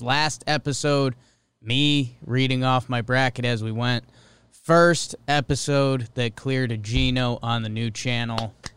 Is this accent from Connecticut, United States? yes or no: yes; Connecticut, United States; growing up in Connecticut. That's the only sport team we had when the Whalers left.